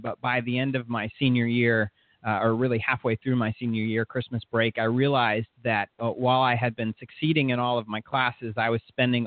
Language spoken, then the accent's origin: English; Orlando, Florida, United States; also born or lived in St. Petersburg, Florida / Gainesville, Florida; So I was really raised in Orlando, Southeast Orlando